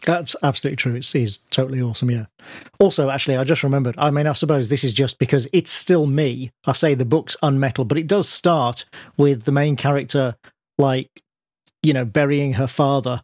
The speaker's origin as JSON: {"language": "English", "town": "Birmingham", "region": "West Midlands", "country": "United Kingdom", "tie": "born or raised there", "said": "I was born in Birmingham, I'm from the Midlands myself."}